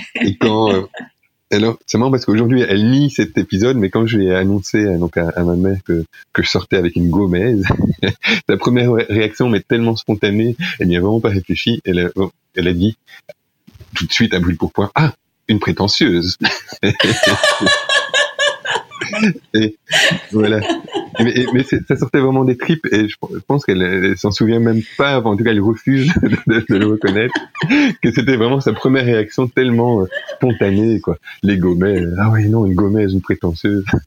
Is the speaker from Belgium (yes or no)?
yes; Charleroi, Wallonia, Belgium; also born or lived in La Louvière; now in Chiny, Belgium; je suis né à la mais j'ai grandi à Charleroi, euh, dans, dans l'approche banlieue de Charleroi